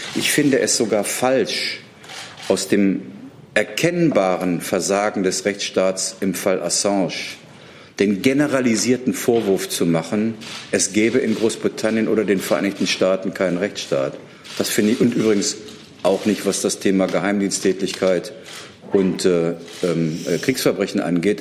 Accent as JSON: {"language": "German", "country": "Germany", "said": "das sage ich als Deutscher"}